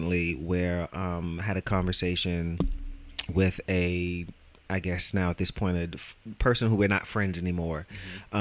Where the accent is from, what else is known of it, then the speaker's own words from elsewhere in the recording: New York City, New York, United States; I am from Brooklyn